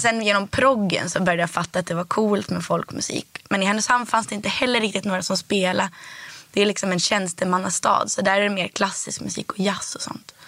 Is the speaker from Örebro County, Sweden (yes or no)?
no; Härnösand, Västernorrland County, Sweden; also born or lived in Rättvik, Dalarna; now in Stockholm, Sweden; först så växte jag upp i Rättvik. i Dalarna.